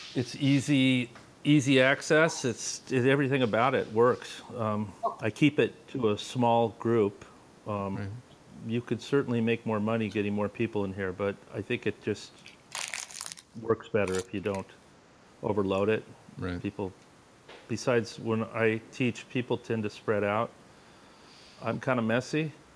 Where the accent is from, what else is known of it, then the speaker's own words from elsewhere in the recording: Los Angeles, California, United States; moved away; I grew up in Los Angeles.